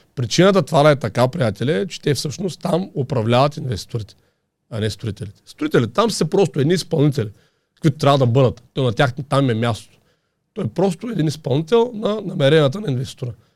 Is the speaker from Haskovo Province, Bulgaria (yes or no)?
yes; Haskovo, Haskovo Province, Bulgaria; also born or lived in Vetren village; now in Vetren, Bulgaria; аз съм от Хасково